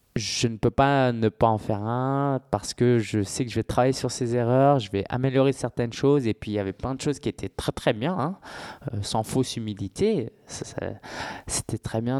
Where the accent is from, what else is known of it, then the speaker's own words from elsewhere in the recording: Paris, Île-de-France, France; je suis parisien depuis tout le temps